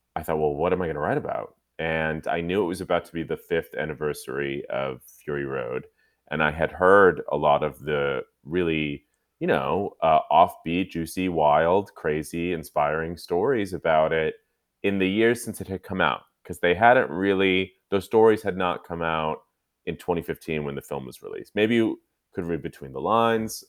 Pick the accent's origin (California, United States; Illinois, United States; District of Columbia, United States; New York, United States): California, United States; Newbury Park; i'm from Newbury park california it's uh, about 45 minutes north of los angeles